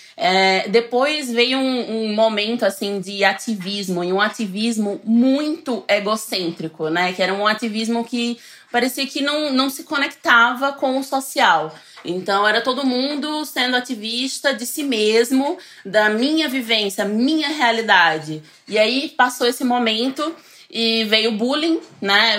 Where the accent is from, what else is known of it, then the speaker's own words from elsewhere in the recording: Northeast Region, Brazil; now in São Paulo, Brazil; nem sou do sertão, eu sou do litoral